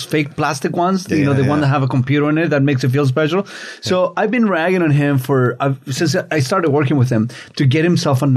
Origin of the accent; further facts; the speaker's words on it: Chile; now in Canada; Growing up in Chile and under a very, very, very religious family